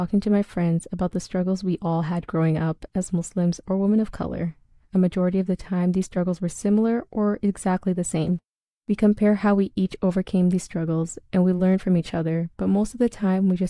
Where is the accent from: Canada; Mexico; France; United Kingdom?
Canada; also born or lived in Ethiopia; I was born in Ethiopia, but spent my entire life in Canada